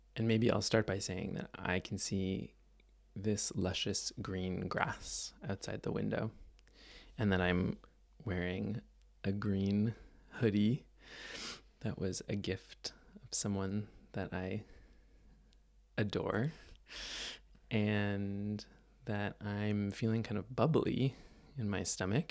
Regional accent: Mississauga, Ontario, Canada; moved away; I grew up in Toronto, just outside of Toronto, actually, in a place called Mississauga

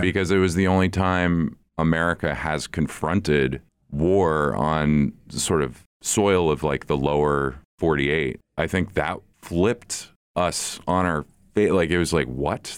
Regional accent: the North, United States; I'm from the North

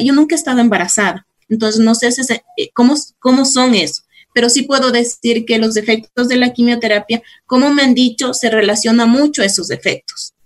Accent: Cayambe, Pichincha, Ecuador; now in Quito, Ecuador; yo soy de Cayambe, soy cayambeña, nací acá en Quito, pero fui a vivir en Cayambe, después a mis 22 años regresé acá a Quito

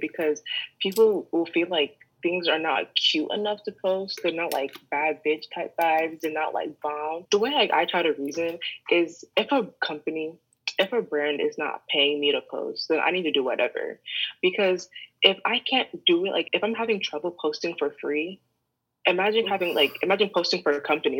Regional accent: Midwest, United States; now in New York, United States; Like, the only thing you need to know is, like, I'm from the Midwest, came to New York, and I like fashion

